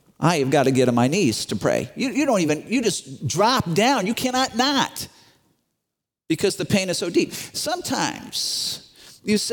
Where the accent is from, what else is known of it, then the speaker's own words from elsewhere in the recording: Chicago, Illinois, United States; I grew up in Chicago, very, very, very, very Roman Catholic area